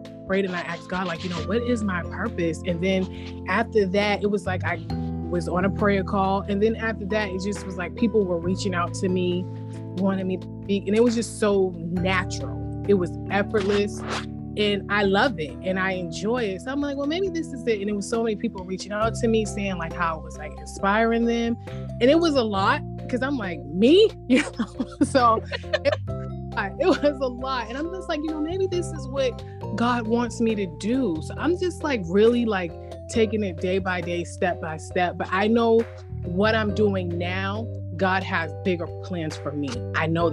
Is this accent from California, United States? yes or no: no; Boston, Massachusetts, United States; I am from Boston